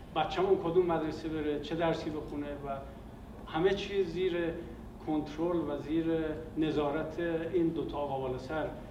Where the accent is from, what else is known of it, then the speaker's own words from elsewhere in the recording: Iran; moved away as an adult; also born or lived in Soviet Union; همه ماهایی که از ایران اومدیم بیرون